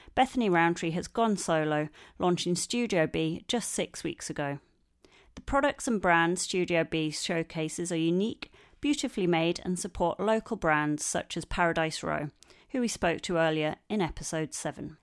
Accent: the north of England, United Kingdom; northern lass like myself

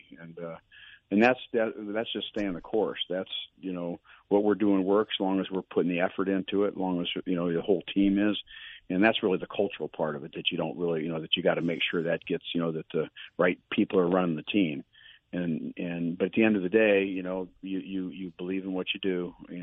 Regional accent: Akron, Ohio, United States; moved away; I grew up in Akron, Ohio

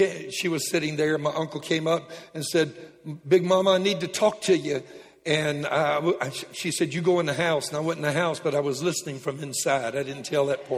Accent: Lake Charles, Louisiana, United States; I was raised in Lake Charles

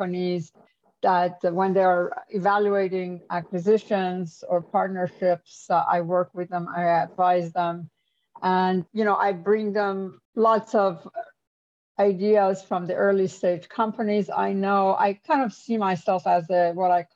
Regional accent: Iran; moved away as an adult; also born or lived in New York / Silicon Valley; now in United States; I'm an immigrant. I'm from Iran.

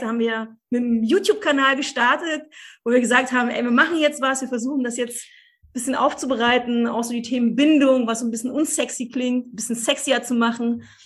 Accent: Cottbus, Brandenburg, Germany; Also ich bin im Osten aufgewachsen, in Cottbus, zwischen Blümchentapeten und Wäscheständern.

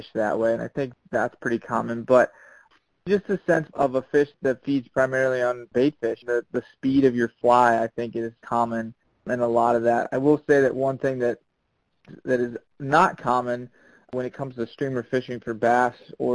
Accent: Chesapeake Bay area, United States; I do a lot of saltwater fishing growing up in the Chesapeake

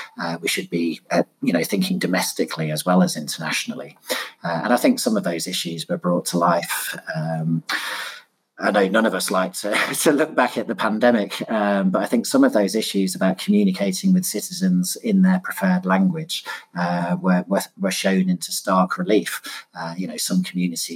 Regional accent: Leicester, East Midlands, United Kingdom; now in London, United Kingdom; I'm sitting here in London. I was actually born and raised in Leicester

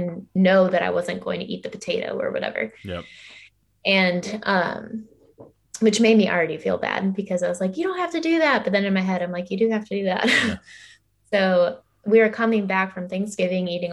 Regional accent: Illinois, United States; now in Georgia, United States; I live in Georgia right now, and my family, I grew up in Illinois.

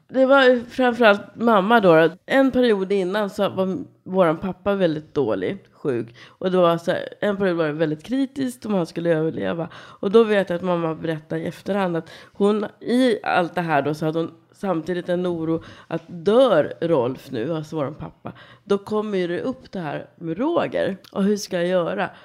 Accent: Kungsängen, Stockholm County, Sweden; Jag kommer härifrån Stockholmstrakten. Kungsängen är uppfödd, norrförort tillsammans med mina syskon och föräldrar.

